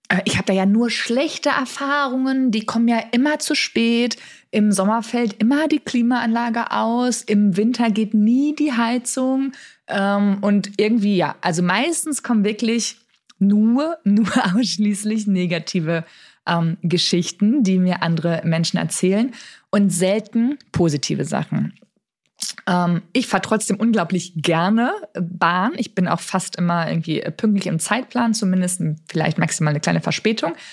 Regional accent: Dortmund, North Rhine-Westphalia, Germany; moved away as an adult; Und ich bin ja gebürtig aus Dortmund, habe da gelebt, bis ich irgendwie, weiß ich nicht, so 26, 27 Jahre alt war.

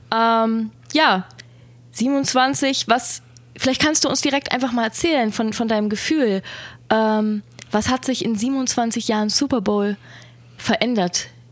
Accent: Germany; wir sind aus Deutschland

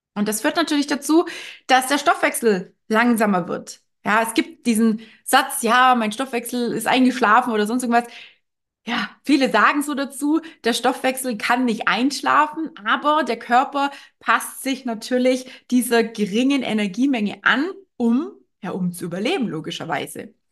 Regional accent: Germany; bei uns in Deutschland

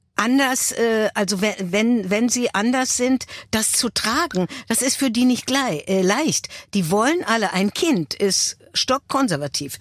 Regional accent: Berlin, Germany; ich bin ja Berlinerin und ich habe äh, eine Verbundenheit zu diesem Fleckchen Erde

